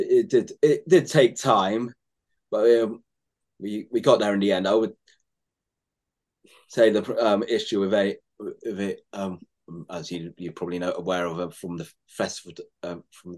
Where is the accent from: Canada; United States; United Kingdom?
United Kingdom; England; being an Englishman myself